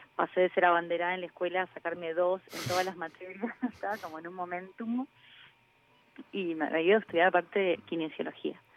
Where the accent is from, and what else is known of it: Mendoza, Argentina